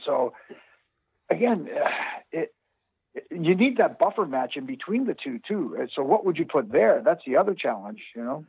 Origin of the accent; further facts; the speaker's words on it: Canada; I'm Canadian